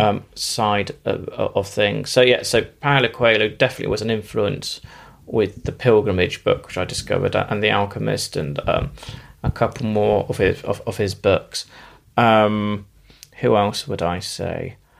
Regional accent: Bristol, South West England, United Kingdom; I'm from North Somerset, uh, Bristol originally

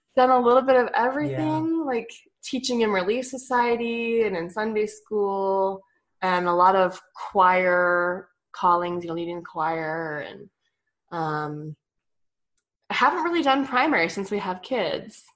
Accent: Flagstaff, Arizona, United States; moved away as an adult; now in Mesquite, United States; I grew up mostly in Flagstaff. Um, I moved there when I was six

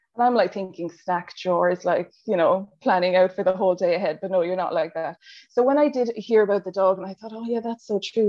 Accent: Ireland; accent: Irish; moved away as an adult; now in Australia; if you haven't picked up from the accent, I'm Irish from Ireland, and I moved to Australia, I think seven or eight years ago now.

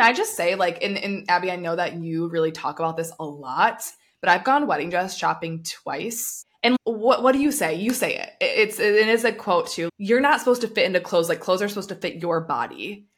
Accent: United States; I'm coming from America where what's pushed is meat and protein.

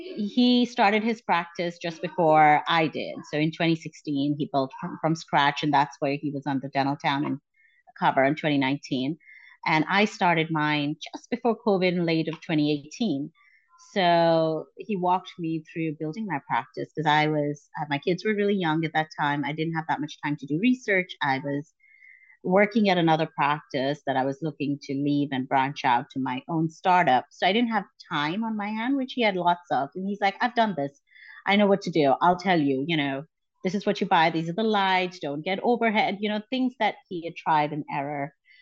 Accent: Abu Dhabi, United Arab Emirates; also born or lived in India; So I was born in India. And when I was about seven, we moved to Abu Dhabi, which is in the United Arab Emirates.

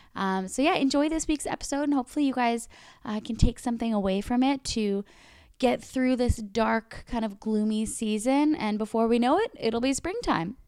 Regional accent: Canada; I'm a Canadian. I've lived in Canada my whole life

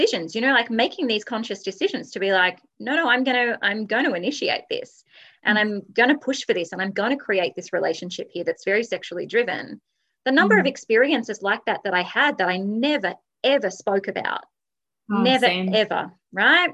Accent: Australia; I'm Australian, we're a good like 10 years behind here in Australia

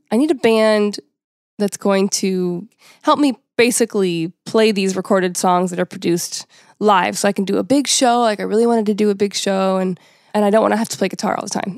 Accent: United States; being American

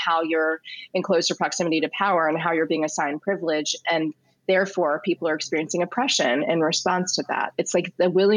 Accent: Richmond, Virginia, United States; I'm from Richmond

